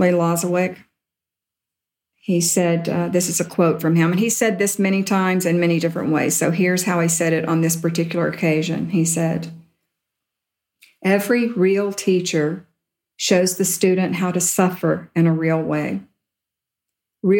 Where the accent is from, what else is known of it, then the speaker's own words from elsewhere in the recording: Deep South, United States; I grew up in the Deep South